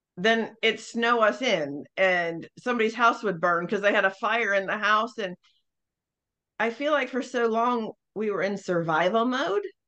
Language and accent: English; Northeast, United States; I am from the North. Um, so the Northeast